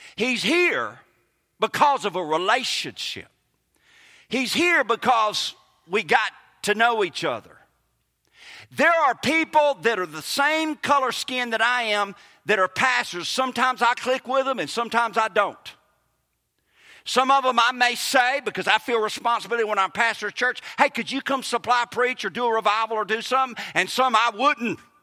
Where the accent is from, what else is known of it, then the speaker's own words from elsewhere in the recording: Kosciusko, Mississippi, United States; accent: Southern; moved away as an adult; A guy I grew up with in Kosciuszko